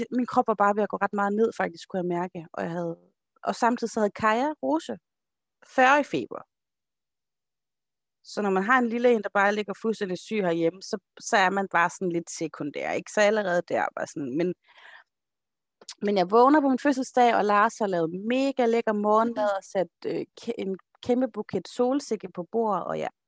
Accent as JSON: {"language": "Danish", "town": "Holme", "country": "Denmark", "said": "Nok er jeg fra Holme, men slap dog af."}